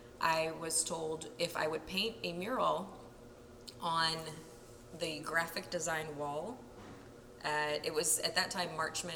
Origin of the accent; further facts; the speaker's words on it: New Port Richey, Florida, United States; I was born and raised in Florida.